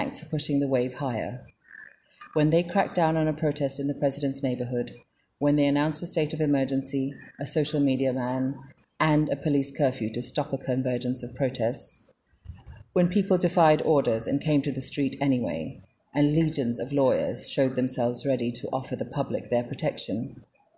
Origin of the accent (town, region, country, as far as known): Sri Lanka